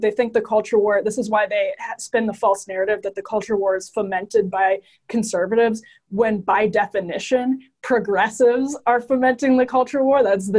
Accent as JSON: {"language": "English", "region": "Wisconsin", "country": "United States", "said": "And I'm from Wisconsin"}